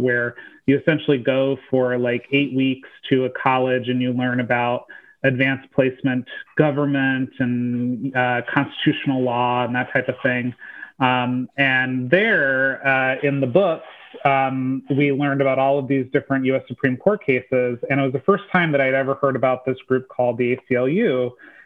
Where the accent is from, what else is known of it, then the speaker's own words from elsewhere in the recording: Van Wert, Ohio, United States; moved away; So I grew up in rural Ohio. So I'm originally from the Buckeye State, and I grew up in this really small town called Van Wert